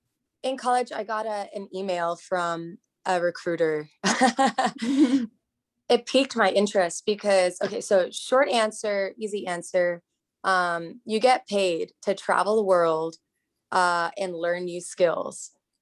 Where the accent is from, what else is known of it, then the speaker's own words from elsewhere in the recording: Hong Kong; now in United States; So I grew up abroad. I grew up in Hong Kong, and I was surrounded by a melting pot of different cultures. And coming to the US, I realized that there can be certain biases. So I came to the US in 06